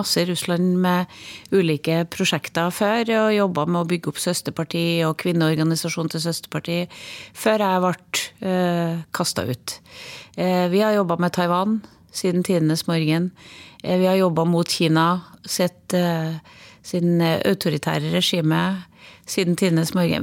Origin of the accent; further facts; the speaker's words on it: Trøndelag, Norway; accent: Trønder dialect; moved away as an adult; also born or lived in Overhalla; now in Oslo, Norway; Jeg er en trønder inni. Dialekta mi får jeg ikke bort.